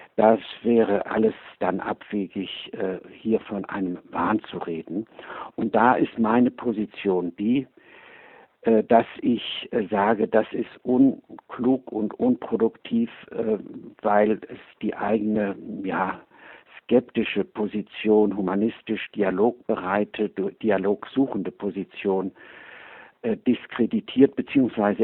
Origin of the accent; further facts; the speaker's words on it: Cologne, North Rhine-Westphalia, Germany; ich habe in Köln gelebt und dort Abitur gemacht